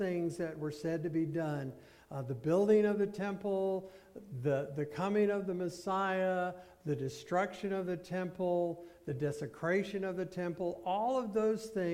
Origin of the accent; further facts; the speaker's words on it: United States